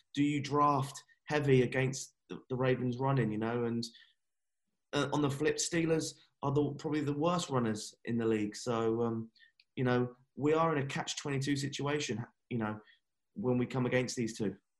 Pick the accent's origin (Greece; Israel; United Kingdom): United Kingdom; England; I'm English